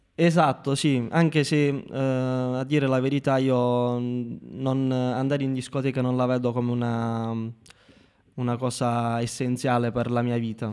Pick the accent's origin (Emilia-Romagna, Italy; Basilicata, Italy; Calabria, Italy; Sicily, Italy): Basilicata, Italy; Marconia; also born or lived in Rome; un ragazzo come me che viene da un paesino come Marconia che ha 15.000 abitanti in tutto